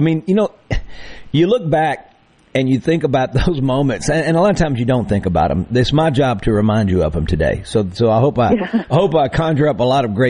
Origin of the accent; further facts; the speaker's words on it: Mississippi Delta, United States; growing up in the Delta, I was sort of just surrounded by music and I got hooked at the age of 10.